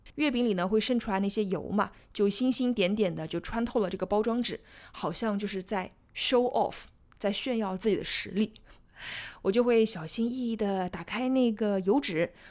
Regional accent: Jiangsu-Zhejiang-Shanghai area, China; 我是南方人，所以我是在江浙沪这一带，所以我们小的时候都是吃鲜肉月饼的

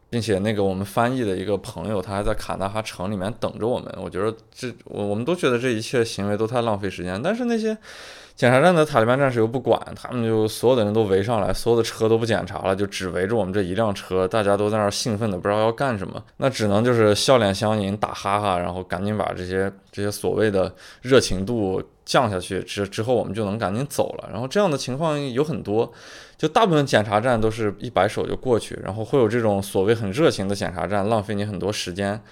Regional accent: China; 我们中国人是异教徒嘛

